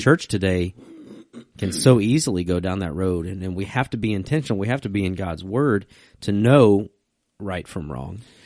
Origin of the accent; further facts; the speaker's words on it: Virginia, United States; I'm from Virginia